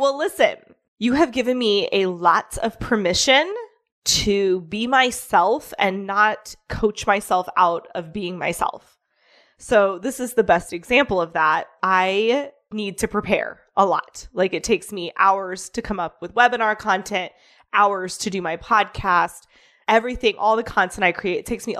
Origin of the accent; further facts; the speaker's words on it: Midwest, United States; I grew up poor in the Midwest.